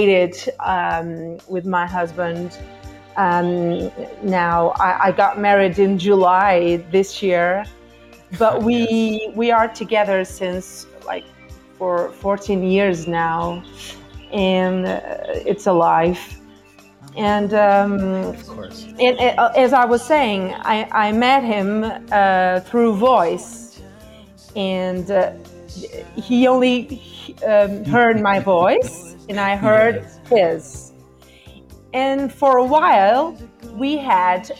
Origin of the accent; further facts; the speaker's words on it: Barcelos, Norte, Portugal; moved away as an adult; now in Porto, Portugal; where I was born and raised is Barcelos